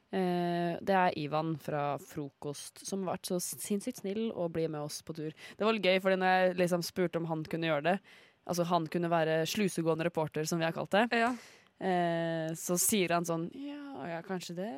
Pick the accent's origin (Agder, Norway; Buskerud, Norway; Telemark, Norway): Telemark, Norway; Ulefoss; jeg er jo fra Ulefoss